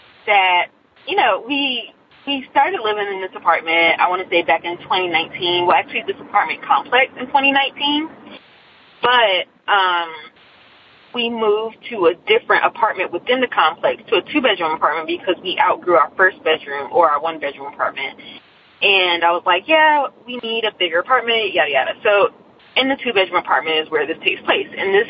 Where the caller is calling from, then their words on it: Nashville, Tennessee, United States; also born or lived in Gallatin, Tennessee; By the way … I'm calling from Nashville, Tennessee. But my story originates in our apartment here, actually it's in Gallatin